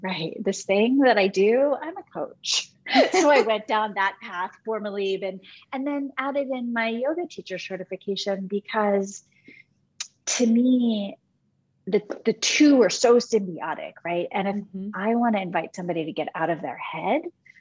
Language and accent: English; Michigan, United States; when I was in high school, growing up in Michigan